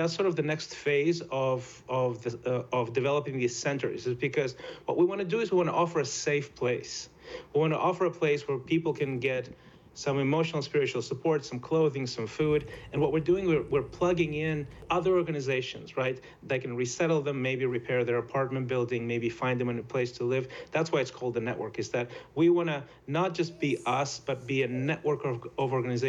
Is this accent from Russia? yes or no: yes; Russia; moved away; also born or lived in Ukraine; I grew up there. I grew up in Russia. I lived in Ukraine